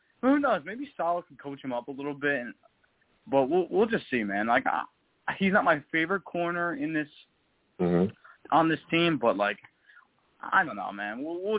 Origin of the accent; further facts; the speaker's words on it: New Jersey, United States; I've talked to you plenty of times before. I'm from Jersey.